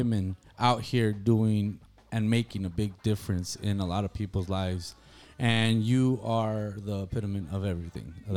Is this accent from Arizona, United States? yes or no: yes; Nogales, Arizona, United States; We're from Nogales too as well